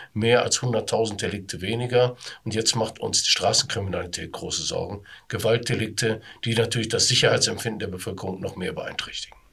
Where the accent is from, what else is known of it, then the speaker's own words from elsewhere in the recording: Duisburg, North Rhine-Westphalia, Germany; im Duisburger Norden, in meiner Heimatstadt